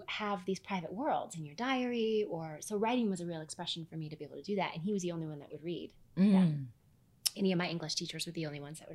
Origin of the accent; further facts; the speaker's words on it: Midwest, United States; I grew up in the Midwest.